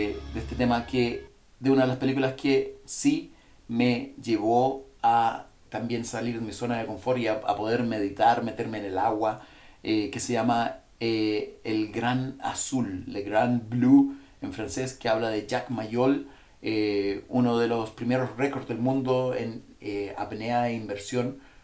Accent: Chile; also born or lived in Central America; nací en Centroamérica y crecí en, aquí en Chile

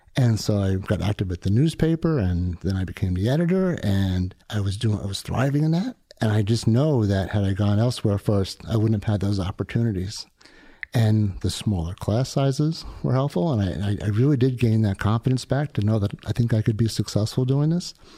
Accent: South Shore of Long Island, New York, United States; I grew up in New York on the South Shore of Long Island

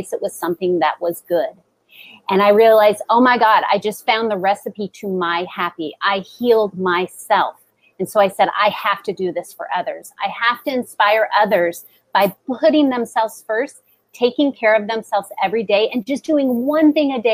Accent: Seattle, Washington, United States; I grew up in Seattle. It's rainy.

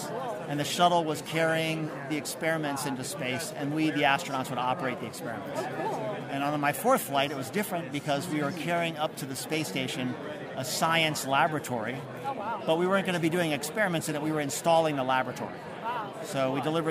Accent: Baltimore, Maryland, United States; my hometown of Baltimore

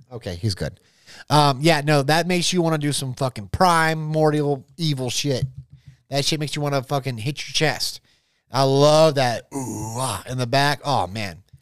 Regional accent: Jacksonville, Florida, United States; I'm from Jacksonville

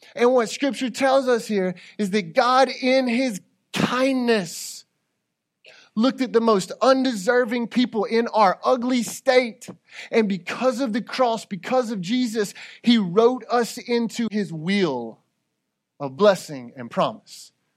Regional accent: United States; I'm an American

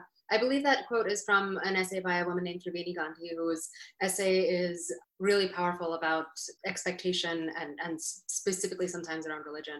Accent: Westchester County, New York, United States; I was born in New York City, but raised in Westchester County.

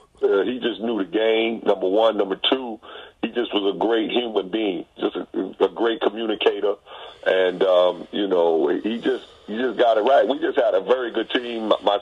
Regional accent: New York City, New York, United States; I'm from Queens

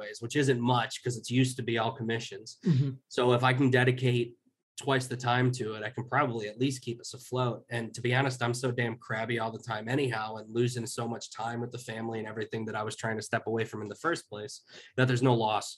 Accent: Chicago, Illinois, United States; moved away as an adult; move back where I grew up in Chicago

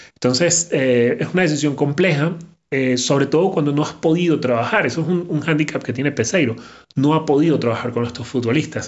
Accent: Venezuela; Yo soy venezolano

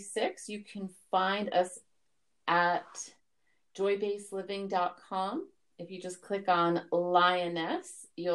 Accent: New York City, New York, United States; I was born in Brooklyn, New York.

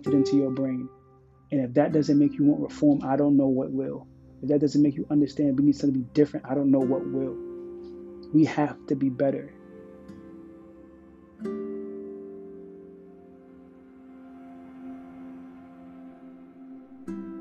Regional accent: United States; I speak as an American in America

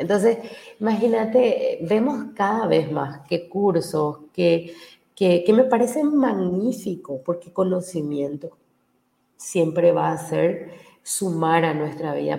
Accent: Paraguay; yo he hecho mucho trabajo eh, como paraguaya. he capacitado más de 40.000 mil personas en mi país

